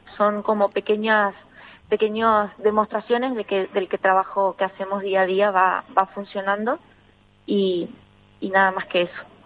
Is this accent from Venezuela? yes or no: no; Argentina; now in Spain; poder ser un referente en mi país